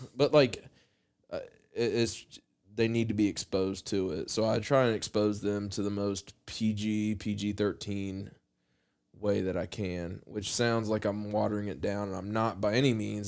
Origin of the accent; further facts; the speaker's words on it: Appalachia, United States; as a white kid growing up in Appalachia